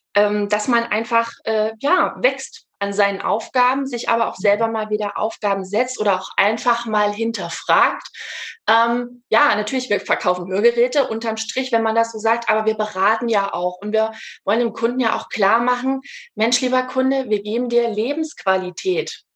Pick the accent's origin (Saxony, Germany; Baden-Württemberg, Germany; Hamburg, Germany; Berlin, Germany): Saxony, Germany; Leipzig; ich komme aus Leipzig, bin gebürtige Leipzigerin, wohne auch noch hier